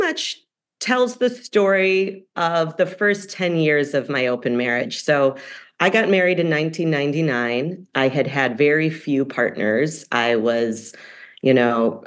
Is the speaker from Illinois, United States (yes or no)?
yes; Evanston, Illinois, United States; moved away; My hometown paper in Evanston, Illinois